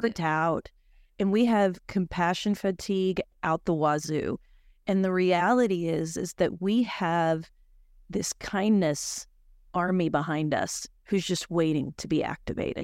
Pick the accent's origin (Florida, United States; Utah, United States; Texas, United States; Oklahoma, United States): Oklahoma, United States; I'm from Oklahoma